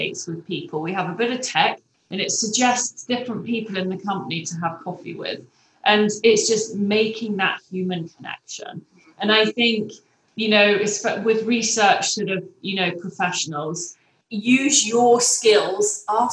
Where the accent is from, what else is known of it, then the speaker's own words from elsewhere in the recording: England, United Kingdom; moved away as an adult; now in United States; I'm English